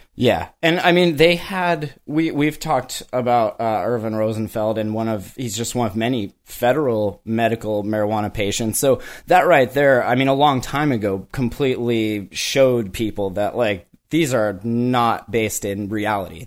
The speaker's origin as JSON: {"language": "English", "town": "Kalispell", "region": "Montana", "country": "United States", "also_born_or_lived": "Denver", "moved": "as an adult", "lives_now": "Washington, United States", "said": "I live in Washington now, but I'm from Montana."}